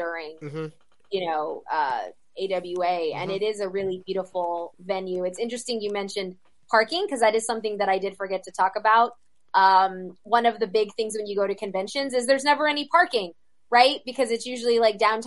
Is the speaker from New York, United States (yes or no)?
no; Atlanta, Georgia, United States; moved away as an adult; I'm from Atlanta originally